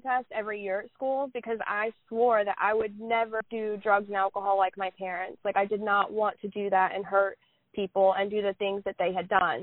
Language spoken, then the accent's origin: English; Oklahoma, United States; I am from Oklahoma